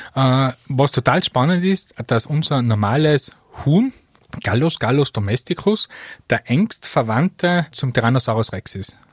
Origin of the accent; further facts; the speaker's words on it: Mostviertel, Lower Austria, Austria; moved away as an adult; now in Tyrol, Austria; Ich bin stolzer Niederösterreicher aus dem Mostviertel